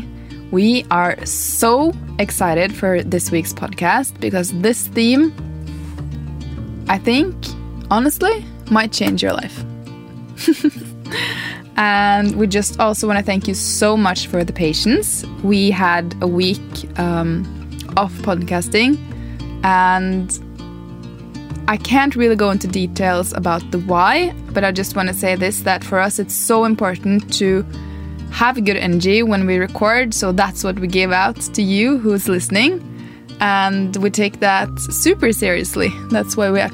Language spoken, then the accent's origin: English; Norway; moved away as an adult; now in Portugal; We are sisters. We are from Norway and we just moved to Portugal